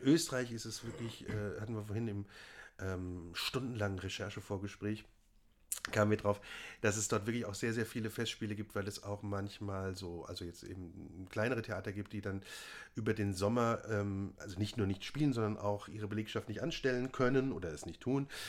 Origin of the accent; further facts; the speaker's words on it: Worms, Rhineland-Palatinate, Germany; moved away; in meiner Heimat